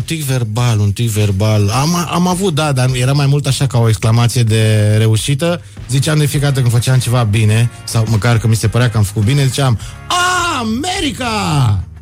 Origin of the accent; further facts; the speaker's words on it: Bucharest, Romania; Eu sunt din București